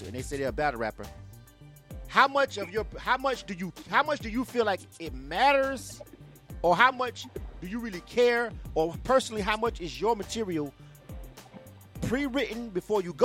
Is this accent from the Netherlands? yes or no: no; the South, United States; I'm from the South